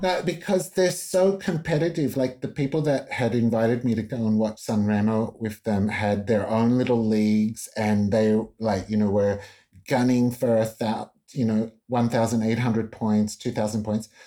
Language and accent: English; Australia; I'm Italo Australian